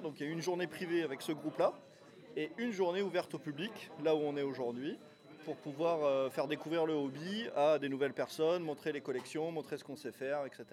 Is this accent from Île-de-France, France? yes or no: no; Toulouse, Occitania, France; moi je suis toulousain